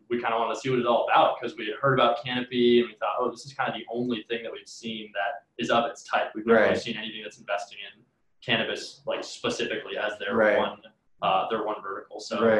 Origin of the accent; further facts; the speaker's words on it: Washington, District of Columbia, United States; moved away as an adult; also born or lived in Massachusetts; now in Colorado, United States; I'm from Washington, D.C.